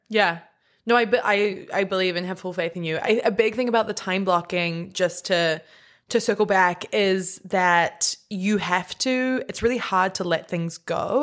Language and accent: English; New Zealand; born or raised there